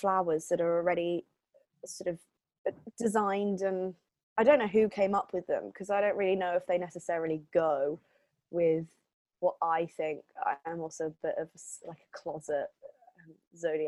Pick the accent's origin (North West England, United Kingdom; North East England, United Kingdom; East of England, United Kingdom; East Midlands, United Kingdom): East of England, United Kingdom; Hertford; also born or lived in Switzerland / London; I grew up near Hartford